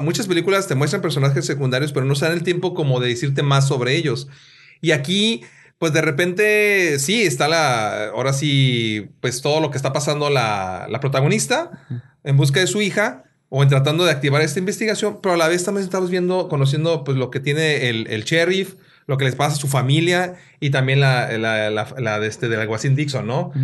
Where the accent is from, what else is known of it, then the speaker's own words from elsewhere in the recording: Mexico; soy mexicano